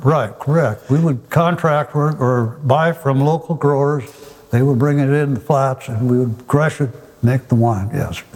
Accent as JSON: {"language": "English", "town": "Forest Grove", "region": "Oregon", "country": "United States", "tie": "born or raised there", "said": "I was born and raised in Forest Grove"}